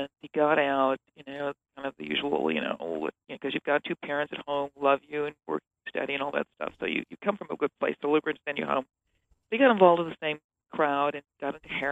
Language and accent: English; Minneapolis, Minnesota, United States; I grew up in Minneapolis, Minnesota, which is, it's just the heart of the Midwest